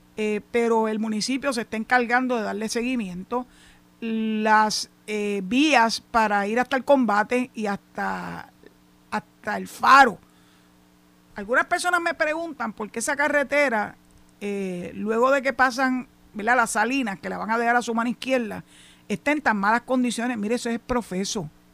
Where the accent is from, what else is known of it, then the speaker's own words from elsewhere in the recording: San Juan, Puerto Rico; now in Boquerón, Puerto Rico; yo nací y me crié en San Juan